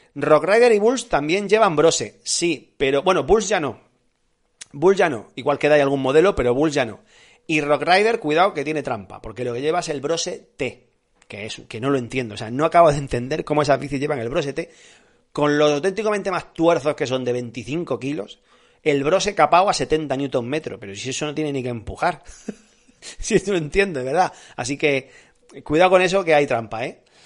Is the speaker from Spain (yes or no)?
yes; Andalusia, Spain; also born or lived in Granada; now in Madrid, Spain; soy andaluz